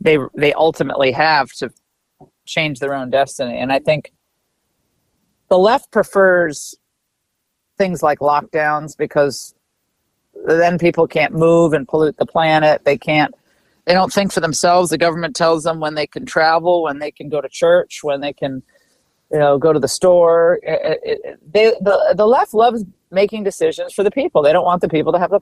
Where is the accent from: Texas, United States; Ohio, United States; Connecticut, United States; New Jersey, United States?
Connecticut, United States; I grew up in Connecticut